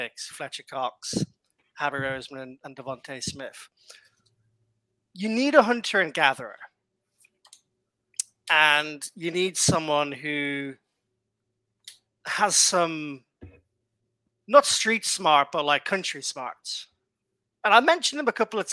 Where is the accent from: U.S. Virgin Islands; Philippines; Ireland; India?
Ireland; I'm Irish